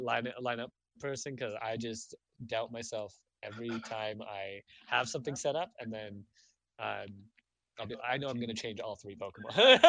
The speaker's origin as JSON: {"language": "English", "country": "Canada", "said": "Oh, wait, I'm Canadian."}